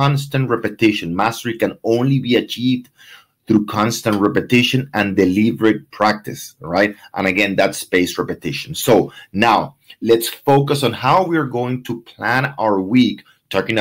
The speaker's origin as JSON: {"language": "English", "country": "Venezuela", "moved": "yes", "said": "I'm from Venezuela"}